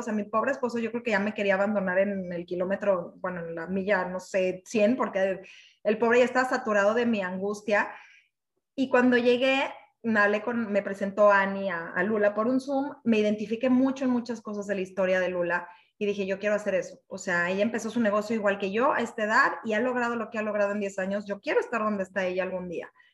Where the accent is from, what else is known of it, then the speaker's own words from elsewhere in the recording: Mexico City, Mexico; soy mexicana de la Ciudad de México